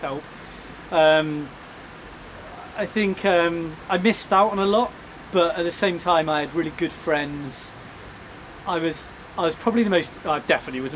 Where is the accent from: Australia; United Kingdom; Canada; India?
United Kingdom; Chippenham, South West England; born or raised there; also born or lived in Bath